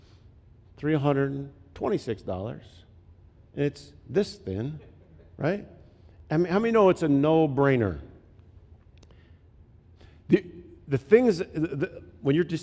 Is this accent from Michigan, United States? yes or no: yes; Flint, Michigan, United States; moved away; I grew up in Flint